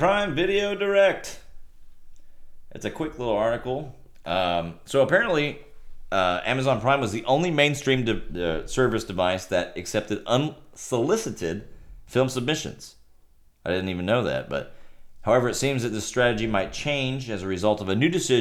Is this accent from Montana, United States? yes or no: no; Rio Grande Valley, Texas, United States; I'm from the Rio Grande Valley